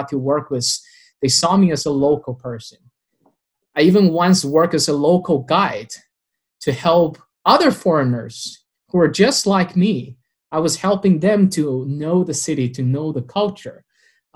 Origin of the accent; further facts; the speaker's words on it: Wuhan, Hubei, China; English is a second language; also born or lived in San Diego; my hometown, the city of Wuhan